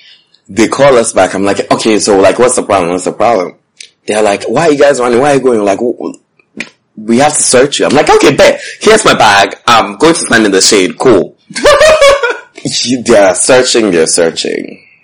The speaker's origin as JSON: {"language": "English", "town": "Bronx", "region": "New York", "country": "United States", "said": "I was like, I'm from the Bronx."}